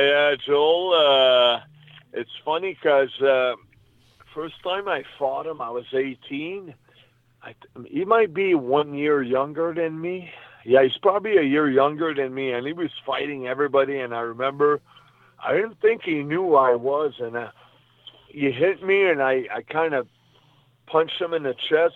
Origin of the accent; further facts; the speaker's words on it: Canada; also born or lived in New York, United States; I was born in New York, but I moved back in Canada when I was uh, maybe 10, 12 months old. So I was still a baby, you know. So when I was four years old, I basically started playing hockey